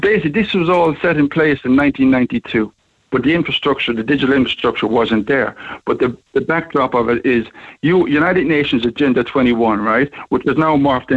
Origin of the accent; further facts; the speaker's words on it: Ireland; also born or lived in Liverpool; I'm obviously from Ireland, but I have a business over here in Liverpool